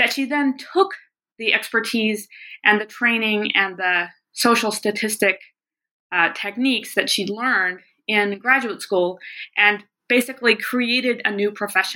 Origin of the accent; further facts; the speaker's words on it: the South, United States; also born or lived in the West; now in Montana, United States; I grew up largely in the South, but also in the West, which is where I now live and teach at the University of Montana